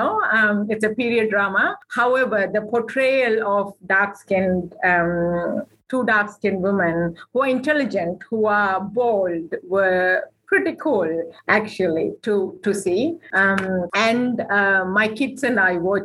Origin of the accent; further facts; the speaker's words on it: Sri Lanka; now in New Zealand; We grew up in war in Sri Lanka